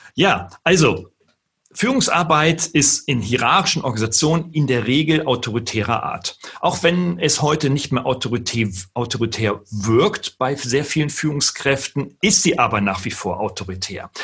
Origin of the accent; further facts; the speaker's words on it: Wolfsburg, Lower Saxony, Germany; Nun bin ich gebürtiger Norddeutscher. Ich komme aus Niedersachsen in Wolfsburg geboren